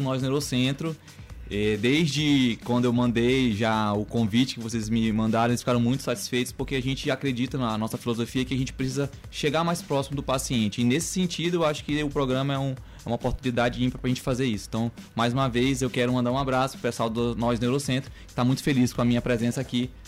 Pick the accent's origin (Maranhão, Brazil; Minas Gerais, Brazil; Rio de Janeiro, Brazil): Maranhão, Brazil; also born or lived in Goiânia, Brazil; eu sou bem maranhense, médico formado aqui na Universidade Federal do Maranhão